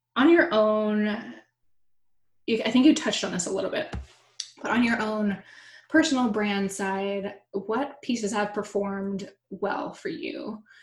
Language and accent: English; Florida, United States; moved away; I'm from Florida originally